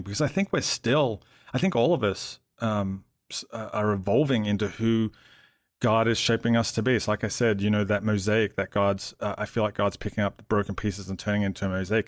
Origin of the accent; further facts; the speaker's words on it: Melbourne, Victoria, Australia; moved away as an adult; now in Atlanta, United States; I grew up in Melbourne